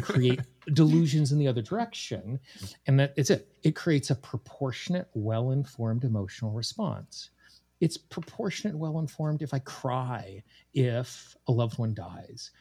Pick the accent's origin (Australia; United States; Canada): United States; Casper, Wyoming; moved away as an adult; also born or lived in Washington, D.C. / East Coast; I grew up in Casper, Wyoming